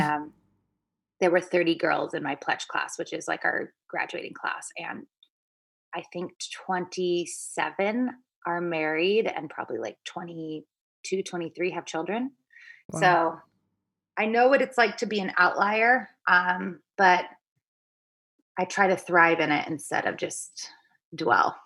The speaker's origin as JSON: {"language": "English", "town": "Seattle", "region": "Washington", "country": "United States", "moved": "as an adult", "lives_now": "New York City, United States", "said": "I'm from Seattle"}